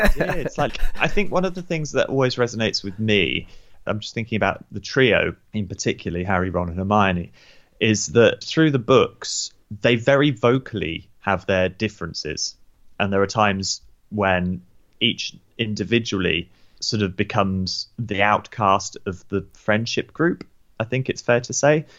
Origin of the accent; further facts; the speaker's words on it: United Kingdom; also born or lived in New Zealand; we moved back to the U K when I was about six.